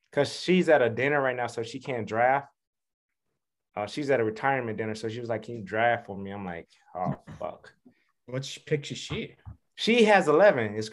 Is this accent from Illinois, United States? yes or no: yes; Chicago, Illinois, United States; So y'all know … from Chicago.